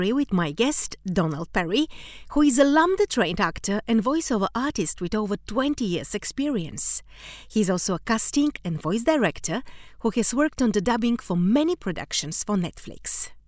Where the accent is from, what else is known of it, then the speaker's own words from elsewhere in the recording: Bulgaria; English is a second language; we had the same way of dubbing in my country. I come from Bulgaria.